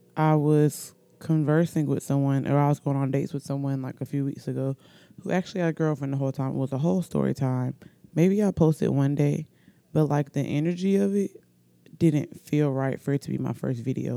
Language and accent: English; Oxford, Alabama, United States; accent: country; also born or lived in Norfolk, Virginia; I'm from Oxford, Alabama. I was born in Norfolk, Virginia, but I've been in Alabama most of my life. Um, I'm pretty sure I have a country accent.